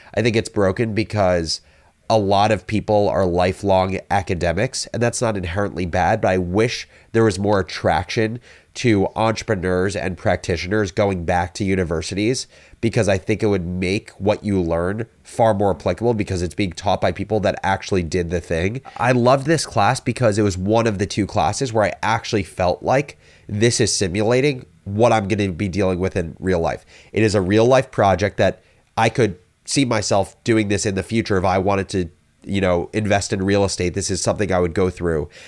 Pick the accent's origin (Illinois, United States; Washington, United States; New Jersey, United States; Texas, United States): New Jersey, United States; I am originally from New Jersey